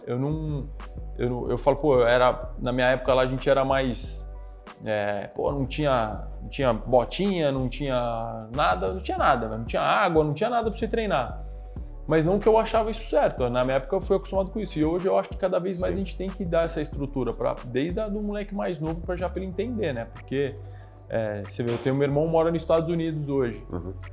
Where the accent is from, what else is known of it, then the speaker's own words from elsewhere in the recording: São Paulo, Brazil; also born or lived in Araraquara; sou daqui de São Paulo, né? Natural uhum. aqui de São Paulo